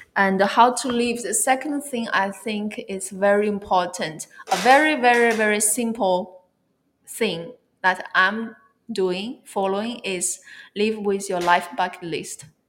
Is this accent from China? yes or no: yes; China; moved away as an adult; also born or lived in Barcelona, Spain / California, United States / Merida, Mexico; I'm originally from China. I was born in China and raised up in China, and then I went to Europe to uh, for my study